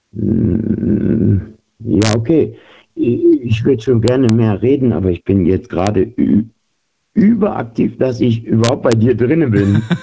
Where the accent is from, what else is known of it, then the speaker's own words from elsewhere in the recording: Düsseldorf, North Rhine-Westphalia, Germany; now in Geislingen an der Steige, Germany; jetzt gerade aus Geislingen an der Steige, aber gebürtig aus Düsseldorf.